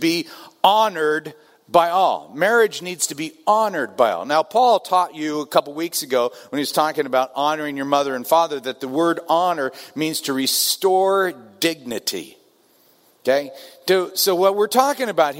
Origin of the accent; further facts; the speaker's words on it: Southern California, United States; I'm from Southern California